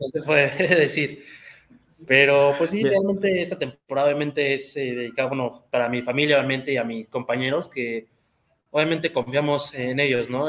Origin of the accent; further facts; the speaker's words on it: Querétaro, Mexico; yo toda mi vida aquí en Querétaro